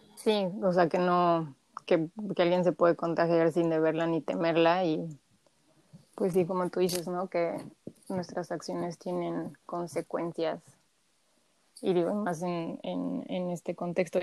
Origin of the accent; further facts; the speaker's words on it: Mexico; como mexicanos somos muy apapachadores